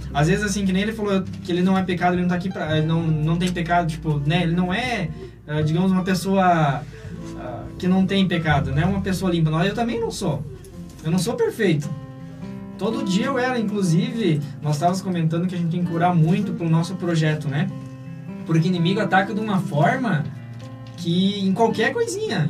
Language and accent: Portuguese; São Miguel do Oeste, Santa Catarina, Brazil; now in Chapecó, Brazil; tanto aqui em Chapecó como em São Miguel do Oeste, que é a minha cidade natal